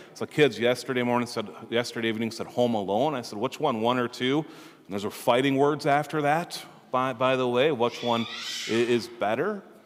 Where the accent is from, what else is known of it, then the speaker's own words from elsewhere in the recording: Minnesota, United States; we're here from Minnesota, we're very proud of that, right? We're proud Minnesotans